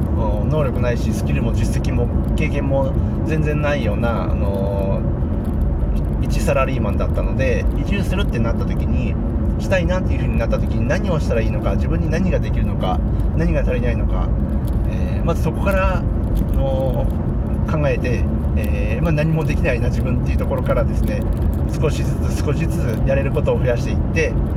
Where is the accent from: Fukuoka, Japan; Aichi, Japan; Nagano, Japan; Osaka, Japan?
Osaka, Japan; Takatsuki; moved away as an adult; also born or lived in Tokorozawa, Saitama / Tokyo; now in Takashima, Japan; もともと地元は大阪府の高槻市で、そこで30年くらい ?30 年ちょい、えー、暮らしていました